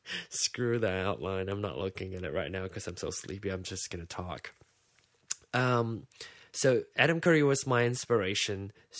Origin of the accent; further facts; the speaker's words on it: Malaysia; I'm from Malaysia.